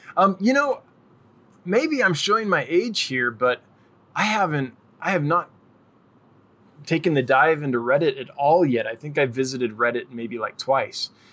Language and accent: English; California, United States; I'm from California